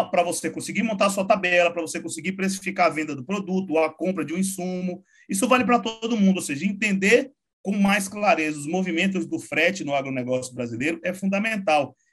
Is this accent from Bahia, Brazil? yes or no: yes; Salvador, Bahia, Brazil; also born or lived in Uberlândia; now in São Paulo, Brazil; Eu sou de lá de Salvador, sou nascido e criado lá mas já tem uns 15 anos que eu estou em São Paulo. Passei sete anos em Uberlândia